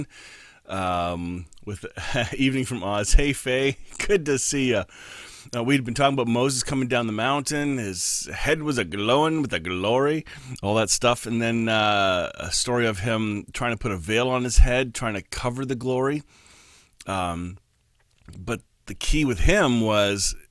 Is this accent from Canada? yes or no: yes; Canada; We're Canadian